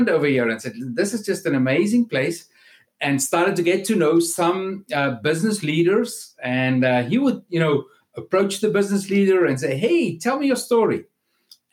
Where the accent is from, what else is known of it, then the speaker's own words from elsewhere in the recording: South Africa; moved away as an adult; now in South Florida, United States; I'm actually from South Africa, where I grew up and lived up to about 6 years ago